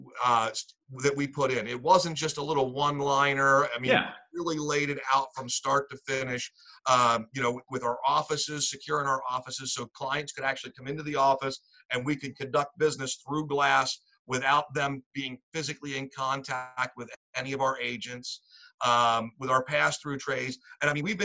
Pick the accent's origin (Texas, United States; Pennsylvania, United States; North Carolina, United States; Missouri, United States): Pennsylvania, United States; Lancaster; moved away as an adult; now in Northumberland County, United States; I'm from Lancaster, Pennsylvania. I'm currently in Northumberland County